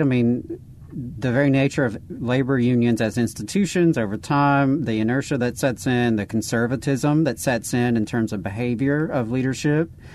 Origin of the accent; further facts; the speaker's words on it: the South, United States; being in the South, Jacob and I are born and bred in the South. We've always been here